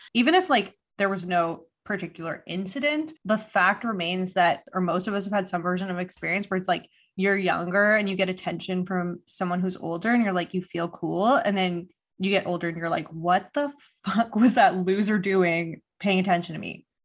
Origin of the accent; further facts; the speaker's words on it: Quebec, Canada; first language English; even if you're an Anglophone, which I, which I grew up as, you have to go to elementary school almost entirely in French